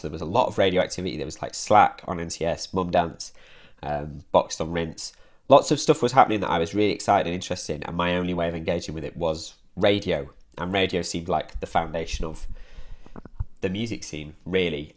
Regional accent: Derbyshire, East Midlands, United Kingdom; moved away as an adult; also born or lived in Hull; now in Manchester, United Kingdom; I grew up in Derbyshire, and then I went to university in Hull, and then I moved to Manchester after university

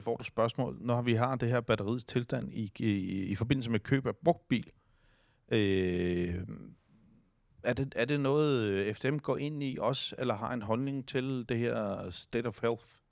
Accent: Denmark; vi som danskere

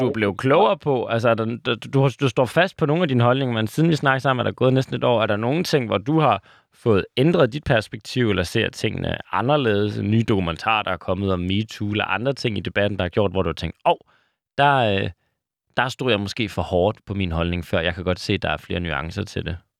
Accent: Aalborg, North Denmark Region, Denmark; moved away; fra min gamle hjemby, Aalborg

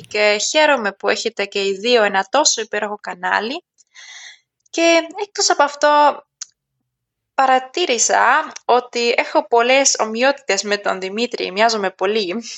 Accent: Germany; Greek is a second language; also born or lived in Athens, Greece; οι γονεί μου επέστρεψαν μαζί μου στη Γερμανία όταν ήμουν μικρή και από τότε μεγάλωσα στη Γερμανία

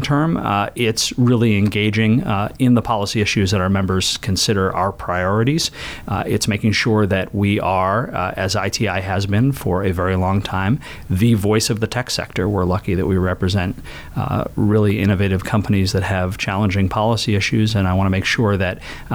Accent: Maine, United States; moved away as an adult; now in Washington, D.C., United States; I grew up in Maine, and I'm a lawyer by training

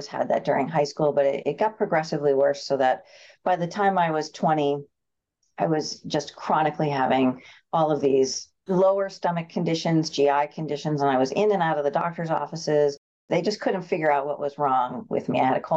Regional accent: Concord, New Hampshire, United States; I was born and raised here in Concord

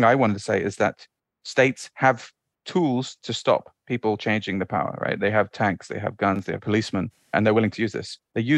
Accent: Bahrain; also born or lived in Saudi Arabia; I grew up in the Middle East, right? So I grew up in the Gulf. When we were very young, my family moved to Saudi in about 1988, just before the first Gulf War, and moved to Bahrain afterwards.

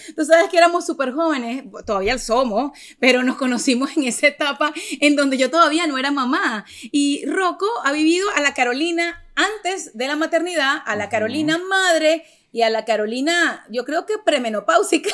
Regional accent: Venezuela; moved away; also born or lived in Miami; Yo soy venezolana

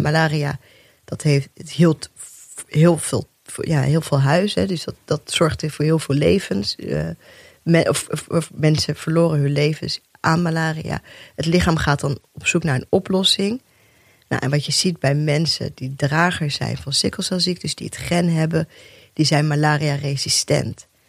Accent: Rotterdam, South Holland, Netherlands; also born or lived in Bijlmer, Amsterdam; Eerste twee jaar in de Belmer gewoond. Daarna in Rotterdam opgegroeid.

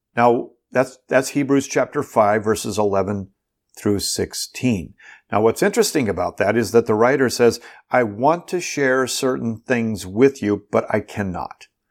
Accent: Bloomington, Minnesota, United States; when I was a kid growing up in Bloomington, Minnesota

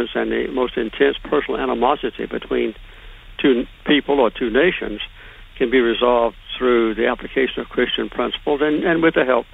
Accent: Deep South, United States; I grew up in the Deep South

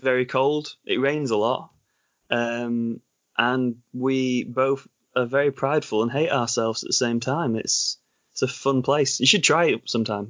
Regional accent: Yorkshire and the Humber, United Kingdom; accent: Sean Bean / Ned Stark accent; I'm not from America at all. I'm from England.

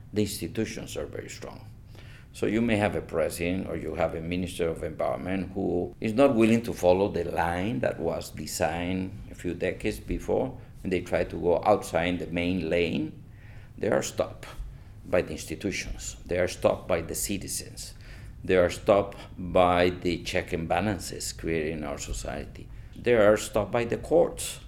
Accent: Costa Rica; Where are you from? And I said, Costa Rica.

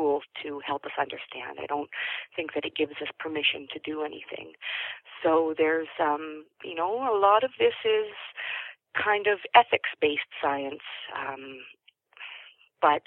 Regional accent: Toronto, Ontario, Canada; now in British Columbia, Canada; I grew up in Toronto

